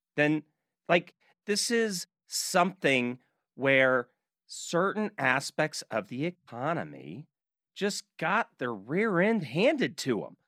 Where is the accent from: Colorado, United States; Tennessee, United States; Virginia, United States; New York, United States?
Tennessee, United States; Nashville; now in Utah, United States; I'm from Nashville before I moved out to Utah